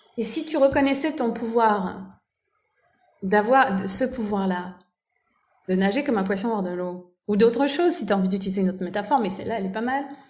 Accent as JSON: {"language": "French", "country": "France", "moved": "yes", "lives_now": "Germany", "said": "je vis en Allemagne et je suis française"}